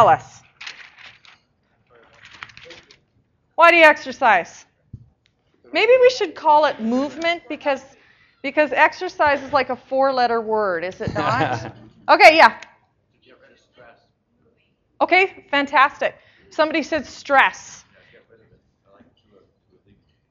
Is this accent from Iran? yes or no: no; Saskatchewan, Canada; moved away; I'm from Saskatchewan originally. That's where I grew up